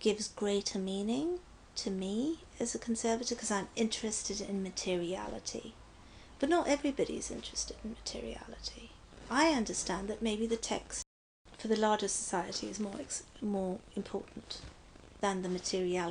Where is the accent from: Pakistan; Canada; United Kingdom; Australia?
Pakistan; now in United States; I'm Pakistani